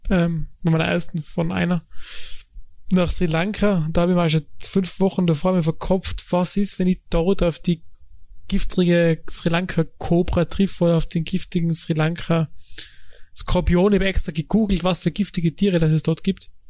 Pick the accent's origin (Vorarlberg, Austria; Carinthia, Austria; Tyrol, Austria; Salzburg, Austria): Tyrol, Austria; now in Germany; Als Tiroler.